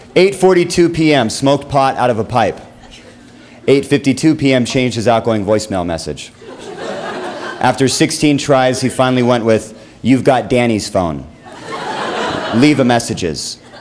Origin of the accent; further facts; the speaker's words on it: Seattle, Washington, United States; now in Los Angeles, United States; I live in Los Angeles. I'm, I'm originally from Seattle